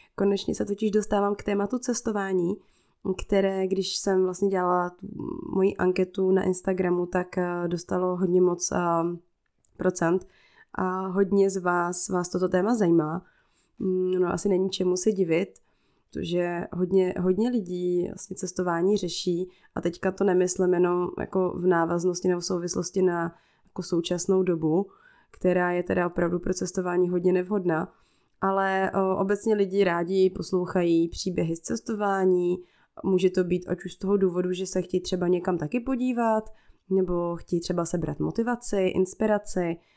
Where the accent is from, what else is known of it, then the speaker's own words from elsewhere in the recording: Czechia; first language Czech; ten svůj komfortní svět tady v Čechách